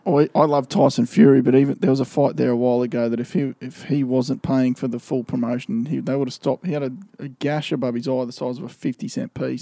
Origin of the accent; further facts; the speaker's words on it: Gold Coast, Queensland, Australia; growing up on the Gold Coast